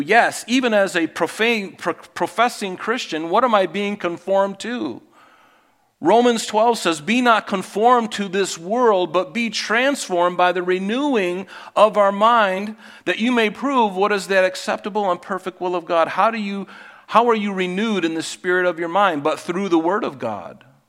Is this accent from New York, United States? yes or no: no; Pine Island, Florida, United States; moved away; growing up on Pine Island in Southwest Florida